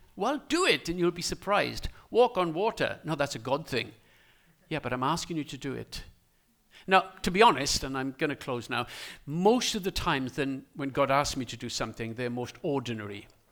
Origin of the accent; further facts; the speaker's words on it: Wales, United Kingdom; as a Welsh person, I call them ears